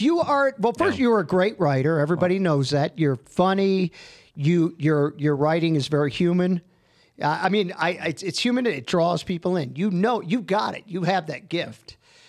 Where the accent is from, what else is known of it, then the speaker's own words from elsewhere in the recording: Baton Rouge, Louisiana, United States; also born or lived in Detroit; I was a Detroit kid. And then I moved when I was like, 12 to Louisiana.